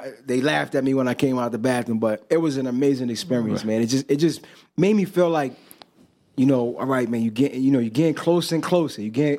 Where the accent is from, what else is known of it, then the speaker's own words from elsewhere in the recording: Dominican Republic; my mom, you know, we're from the Dominican Republic. My mom was from there, my father. So she mostly speaks Spanish.